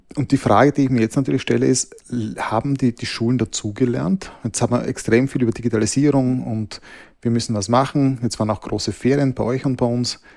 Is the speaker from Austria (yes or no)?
yes; Austria; bei uns in Österreich